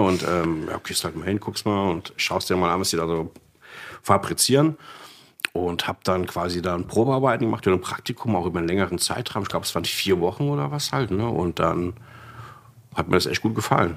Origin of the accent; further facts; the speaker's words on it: Frankfurt, Hesse, Germany; also born or lived in Königstein; gebürtiger Frankfurter.